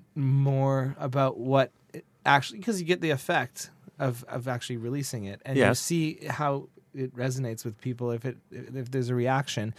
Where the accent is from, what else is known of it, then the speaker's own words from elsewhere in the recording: Edmonton, Alberta, Canada; now in Montreal, Canada; I'm from Edmonton